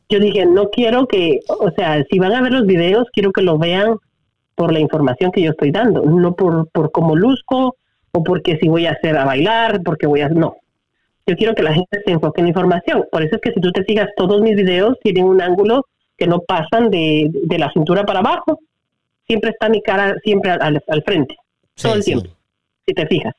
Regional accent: Guatemala; first language Spanish; now in United States; yo obvio nací en Guatemala, mi primer lenguaje es español

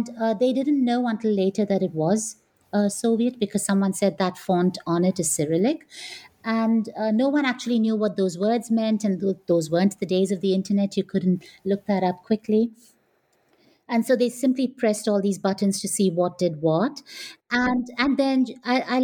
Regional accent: India; growing up in India as well, we grew up with, you know, Enid Blyton

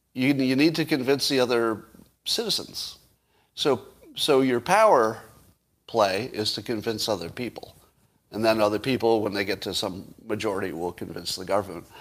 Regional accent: United States; as an American

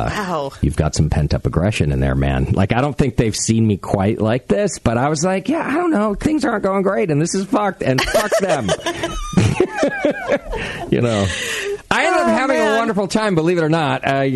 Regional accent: Los Angeles, California, United States; When I was a kid in L.A., all my friends and all my neighbors were the kids my age.

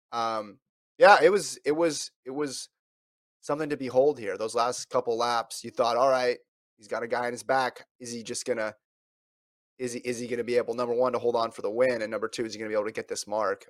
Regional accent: Woodland, California, United States; I was born in Woodland

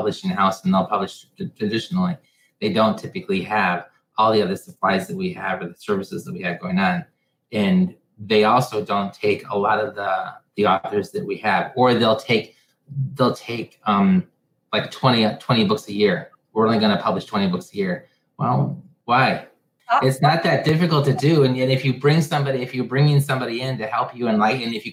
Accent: Michigan, United States; I'm from Michigan, and whenever you want to know if someone's going to go with you somewhere, you don't say, do you want to come with me? You say, do you want to go with?

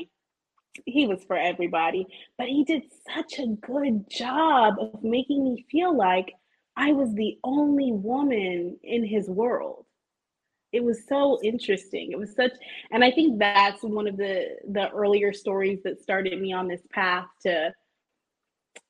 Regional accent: Bay Area, California, United States; I'm from the Bay Area

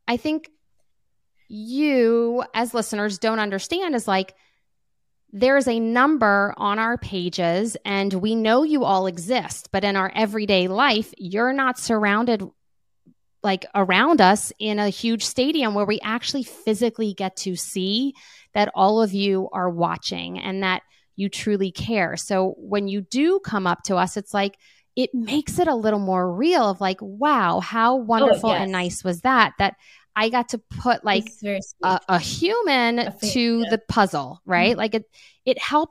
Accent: New Orleans, Louisiana, United States; I'm from New Orleans

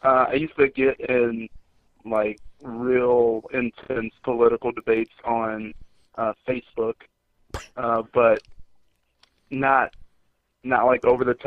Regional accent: Indianapolis, Indiana, United States; born or raised there; moved away as an adult; also born or lived in New York

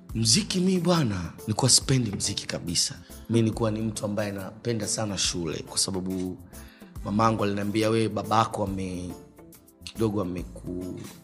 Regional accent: Dar es Salaam, Tanzania; Mi nimezaliwa hospitali ya Amana

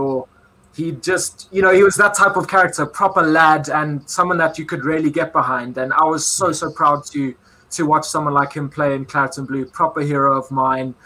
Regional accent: South Africa; moved away; in my home country

